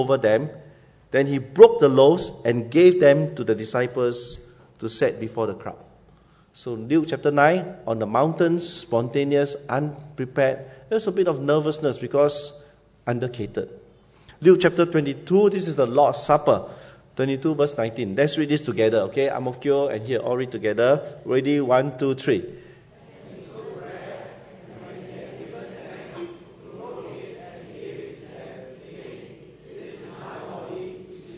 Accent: Singapore; moved away as an adult; also born or lived in Yunnan, China; I'm from Siglap Secondary School

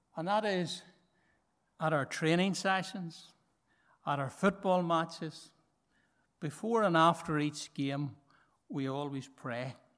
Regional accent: Markethill, Northern Ireland, United Kingdom; I'm from Market Hill

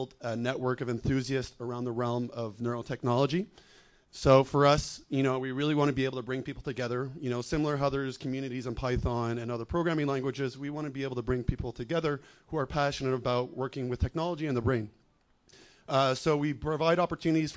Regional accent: Montreal, Quebec, Canada; I'm from Montreal, Canada.

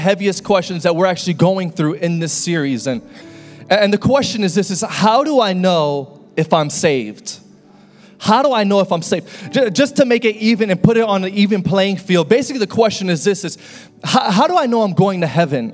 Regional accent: West Little River, Florida, United States; I was born in North Shore Hospital, and North Shore Hospital is located in a small little city called West Little River.

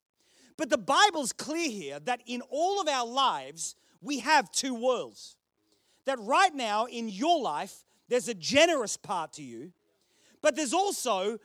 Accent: Australia; accent: Australian, ocker; now in United Kingdom; I was born here. Dad stole some bread. We got shipped to Australia for a whole heap of years and I came back

